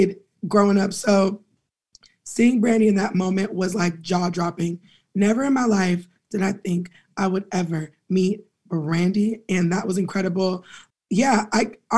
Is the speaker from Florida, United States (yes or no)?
no; Pasadena, California, United States; also born or lived in Inglewood, California; Being from the West Coast, Los Angeles County, I'm from Pasadena, but I was born in Inglewood and my family is all up and through LA.